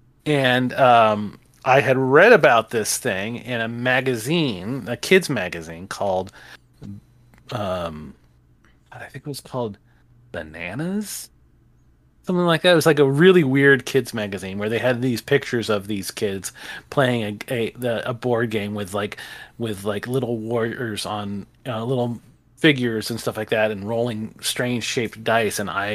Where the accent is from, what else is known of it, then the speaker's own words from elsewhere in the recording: Haleiwa, Hawaii, United States; Okay, I grew up on the North Shore of Hawaii, and which was a real a town called Haleiwa.